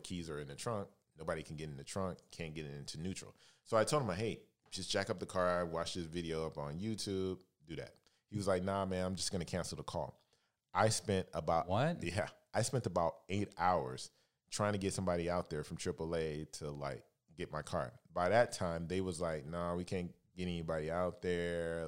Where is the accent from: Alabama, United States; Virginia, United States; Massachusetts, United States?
Alabama, United States; moved away as an adult; also born or lived in San Francisco; now in Los Angeles, United States; I'm originally from Alabama, uh, born and raised